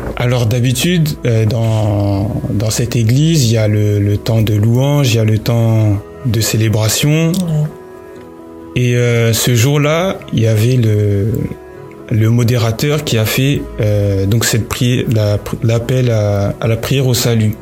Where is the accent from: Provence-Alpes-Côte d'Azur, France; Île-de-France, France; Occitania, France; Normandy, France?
Île-de-France, France; Paris; je suis né à Paris, donc euh, en France